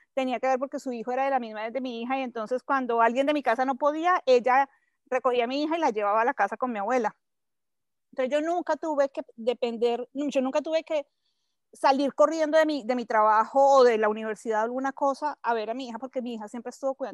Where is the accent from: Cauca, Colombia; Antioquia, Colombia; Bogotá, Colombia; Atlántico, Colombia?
Bogotá, Colombia; moved away as an adult; now in Mexico City, Mexico; soy colombiana, soy bogotana, nací en Bogotá hace ya poco más de 45 años